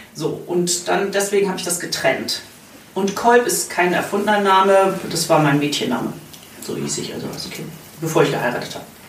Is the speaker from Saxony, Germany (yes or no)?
no; Bamberg, Bavaria, Germany; moved away as an adult; tatsächlich bin ich vor einem Jahr nach Vierrett gezogen, aber ich sage immer, ich komme aus Bamberg.